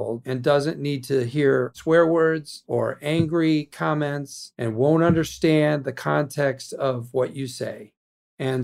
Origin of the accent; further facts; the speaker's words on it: Illinois, United States; moved away as an adult; also born or lived in New York; I spent all my life in Illinois till I was 25 years old, and I moved to New York for Saturday Night Live